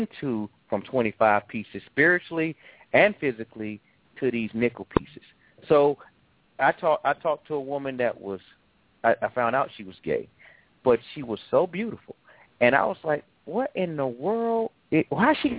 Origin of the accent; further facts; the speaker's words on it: Atlanta, Georgia, United States; I'm from Atlanta, too